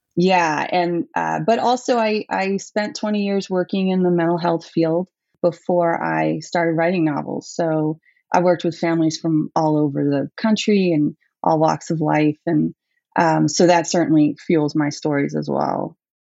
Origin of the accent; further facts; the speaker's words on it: New York City, New York, United States; also born or lived in Bronx, New York; I was born in the Bronx, but we moved to Manhattan when I was pretty young